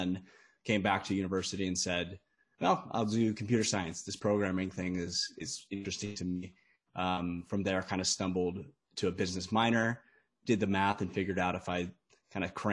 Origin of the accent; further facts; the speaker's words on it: United States; I'm from the States